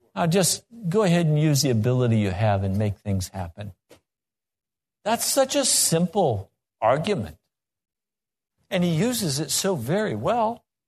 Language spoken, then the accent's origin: English; Laramie, Wyoming, United States; I grew up in Laramie, Wyoming